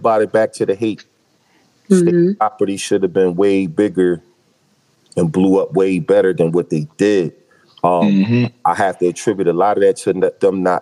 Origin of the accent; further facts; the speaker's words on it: Philadelphia, Pennsylvania, United States; from where I grew up at in North Philly